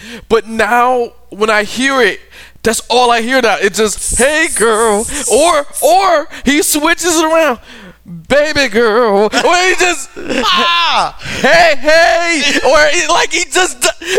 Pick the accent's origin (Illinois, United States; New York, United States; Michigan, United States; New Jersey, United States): Michigan, United States; Detroit; I'm from Detroit.